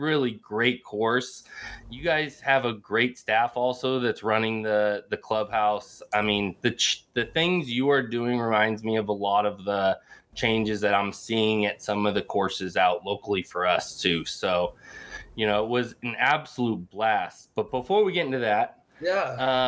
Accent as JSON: {"language": "English", "area": "Bay Area", "region": "California", "country": "United States", "tie": "born or raised there", "said": "growing up in the Bay Area"}